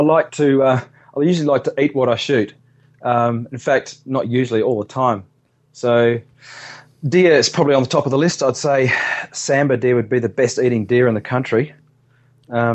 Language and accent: English; New Zealand; also born or lived in Western Australia; now in Australia; I was born here in Western Australia and I was raised in New Zealand